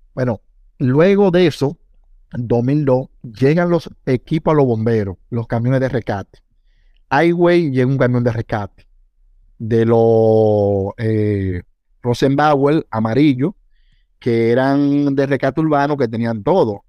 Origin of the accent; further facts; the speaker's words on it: Higüey, La Altagracia, Dominican Republic; yo soy de Higüey